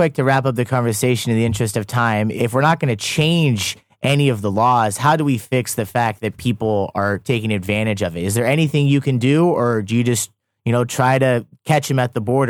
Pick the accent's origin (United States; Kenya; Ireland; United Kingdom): United States; moved away as an adult; now in South Korea; I was born in America to American parents.